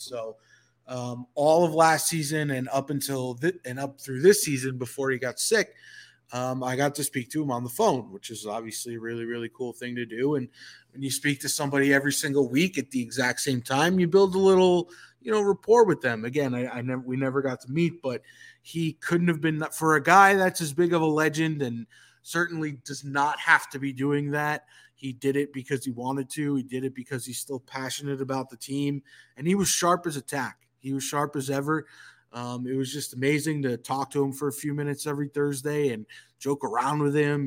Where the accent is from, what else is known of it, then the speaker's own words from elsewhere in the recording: Northeast, United States; moved away as an adult; now in Atlanta, United States; I come from the Northeast.